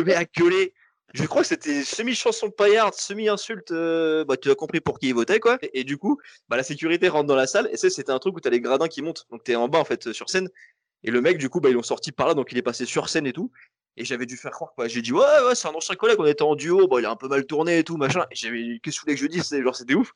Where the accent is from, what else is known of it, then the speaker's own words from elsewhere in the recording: Toulouse, Occitania, France; je suis de Toulouse